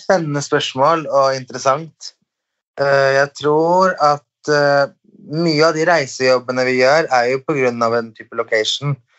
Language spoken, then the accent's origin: Norwegian; Sweden; now in Norway; jeg er svensk